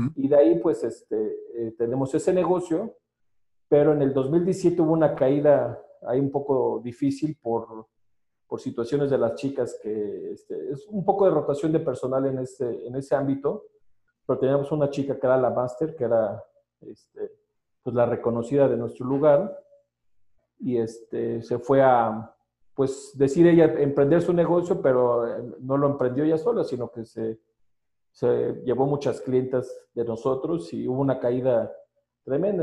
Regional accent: State of Mexico, Mexico; soy del Estado de México

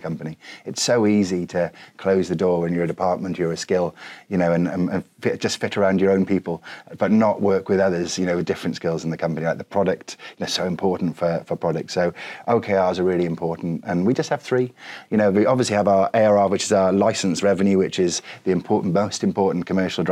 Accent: Wales, United Kingdom; I'm Welsh

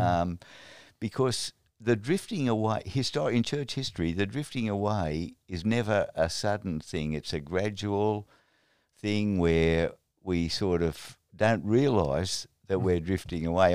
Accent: Australia

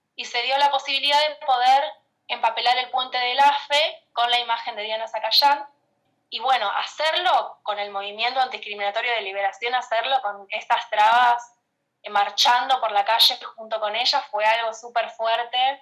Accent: González Catán, Buenos Aires Province, Argentina; soy de Catán desde que tengo memoria, así que sí, eh, matancera.

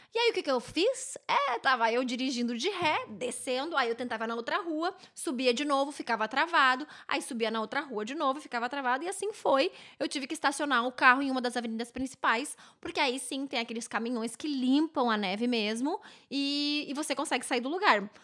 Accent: Novo Hamburgo, Rio Grande do Sul, Brazil; now in Vancouver, Canada; lá na minha cidade, ô oh, querida Novo Hamburgo

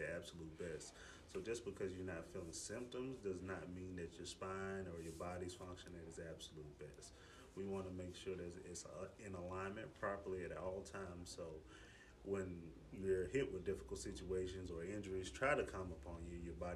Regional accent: Decatur, Georgia, United States; I was born and raised in Decatur, too.

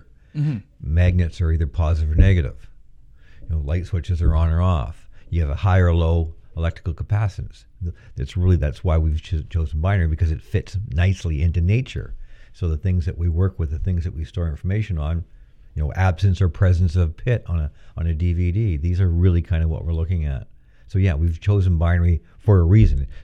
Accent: Fredericton, New Brunswick, Canada; moved away as an adult; also born or lived in Waterloo, Ontario; now in Peterborough, Canada; I come from Fredericton, New Brunswick, which is a university town.

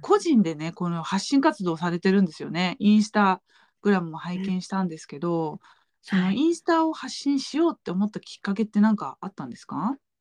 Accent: Japan; first language Japanese; now in Switzerland

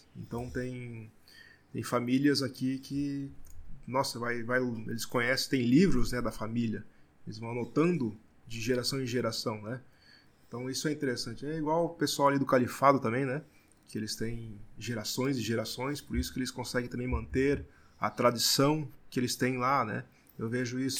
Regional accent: Blumenau, Santa Catarina, Brazil; eu que sou de Blumenau

